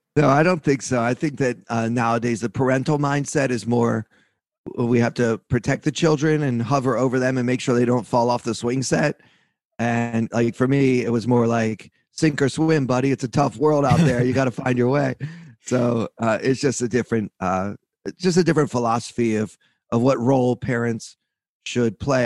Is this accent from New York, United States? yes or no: no; Baltimore, Maryland, United States; I grew up in Baltimore, Maryland